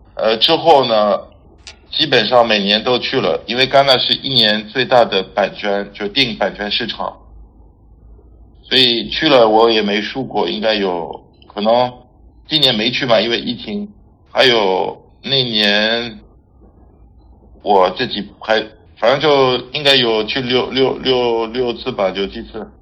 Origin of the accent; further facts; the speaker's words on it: France; Chinese is a second language; moved away as an adult; also born or lived in Paris, France / Barcelona, Spain; now in Beijing, China; 我是法国人。 在北京十二年，我现在在一家电影海外发行公司叫Fortissimo Film